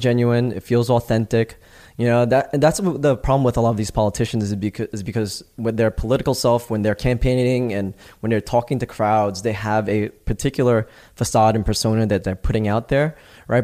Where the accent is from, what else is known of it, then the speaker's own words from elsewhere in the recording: New York, United States; moved away as an adult; also born or lived in Los Angeles / Greece; I'm from New York, born and raised, right? I had moved out